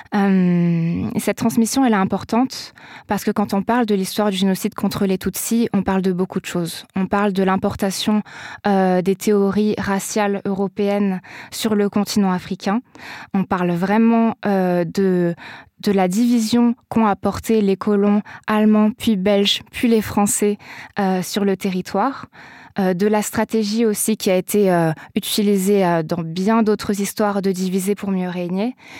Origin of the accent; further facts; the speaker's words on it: south-east France, France; là où j'ai grandi dans le sud-est de la France